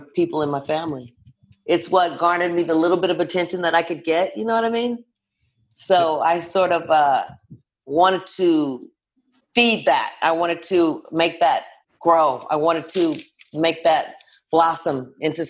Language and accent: English; Los Angeles, California, United States; I'm from LA, born and raised